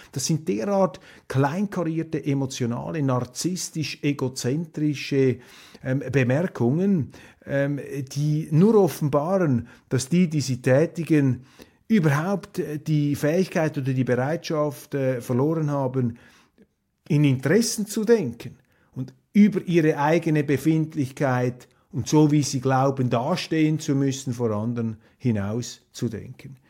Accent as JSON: {"language": "German", "country": "Switzerland"}